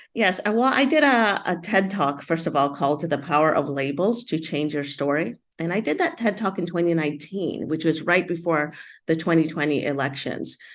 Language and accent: English; United States; I grew up in the United States as an immigrant, Latina